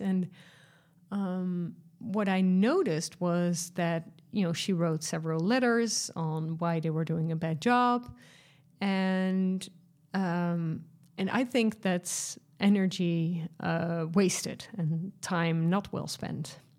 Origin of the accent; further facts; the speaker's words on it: Netherlands; I'm from Europe, uh, from the Netherlands